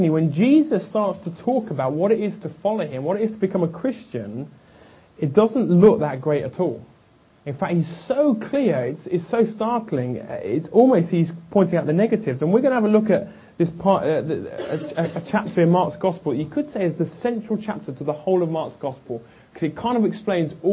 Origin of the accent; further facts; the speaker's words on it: England, United Kingdom; being English